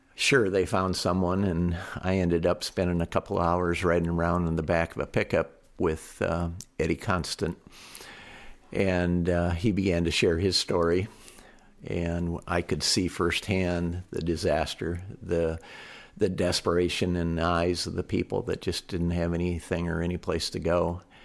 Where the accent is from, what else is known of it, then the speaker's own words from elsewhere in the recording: United States; being an American